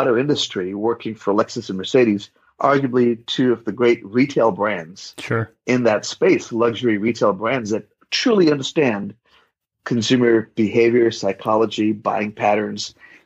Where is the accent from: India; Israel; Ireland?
India; also born or lived in Bay Area, California / Western North Carolina; now in North Carolina, United States; adopting this beautiful baby girl from an orphanage in my hometown where I grew up.